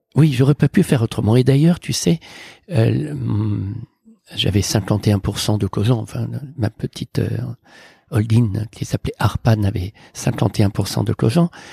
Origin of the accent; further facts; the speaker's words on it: near Morlaix, Brittany, France; moved away; j'ai grandi en Bretagne avec mes parents, mon frère et ma sœur, dans un petit village près de Morlaix, à Tolé exactement